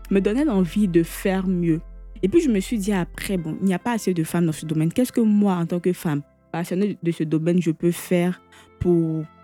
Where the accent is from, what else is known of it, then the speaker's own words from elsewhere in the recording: Bouaké, Vallée du Bandama, Côte d’Ivoire; Comme je le disais tantôt, je suis originaire de Boaki.